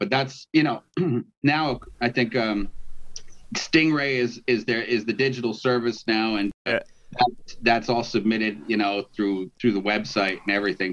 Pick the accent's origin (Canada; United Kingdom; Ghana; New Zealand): Canada; Toronto, Ontario; I'm from Toronto